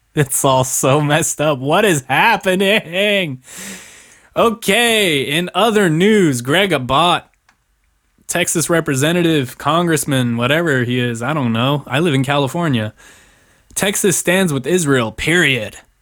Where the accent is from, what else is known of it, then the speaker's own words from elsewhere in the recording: Germany; now in United States; I was born in Germany